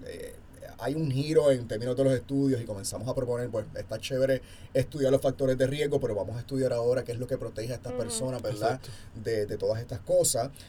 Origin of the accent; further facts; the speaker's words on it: Puerto Rico; ahora en Puerto Rico estamos viviendo